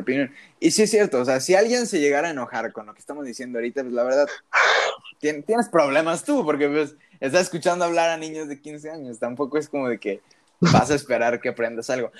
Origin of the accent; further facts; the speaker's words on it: Mexico; tú y yo como mexicanos